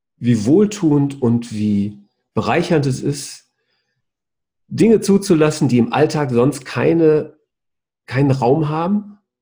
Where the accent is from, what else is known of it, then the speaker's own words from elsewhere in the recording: the Ruhr area, North Rhine-Westphalia, Germany; weil ich ein Kind des Reviers bin